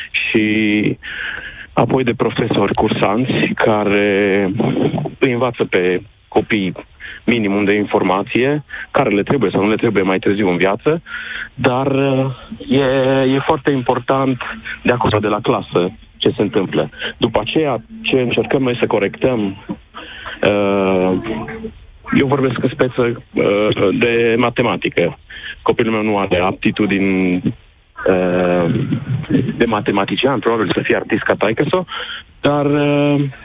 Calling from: Cluj, Cluj County, Romania; Se sunt din Cluj. La noi tariful meditațiilor e 50 de lei ora

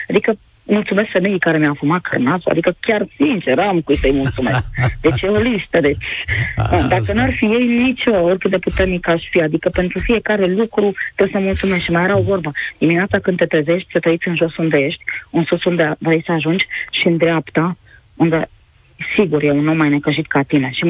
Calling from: Bacău, Bacău County, Romania; Ah, bună ziua … sunt de la Bacău.

